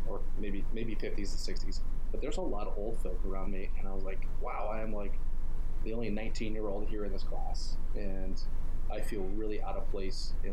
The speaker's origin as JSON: {"language": "English", "town": "Tucson", "region": "Arizona", "country": "United States", "tie": "born or raised there", "also_born_or_lived": "Colorado", "said": "Um, I grew up in Tucson, Arizona. I was born in Colorado."}